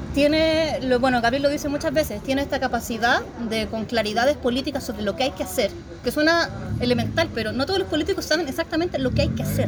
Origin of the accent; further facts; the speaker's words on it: San Felipe, Valparaíso, Chile; soy de San Felipe, no de Punta Arenas